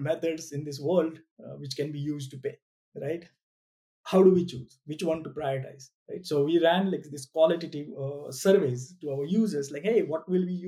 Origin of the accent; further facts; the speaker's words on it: India; I'm an Indian